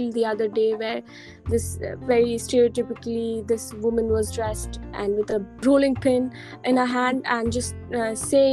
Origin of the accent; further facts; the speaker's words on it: India; we are Indians